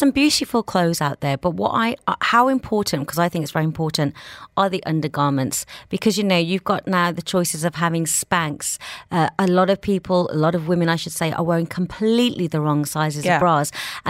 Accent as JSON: {"language": "English", "town": "Birmingham", "region": "West Midlands", "country": "United Kingdom", "moved": "yes", "said": "I'm from Birmingham"}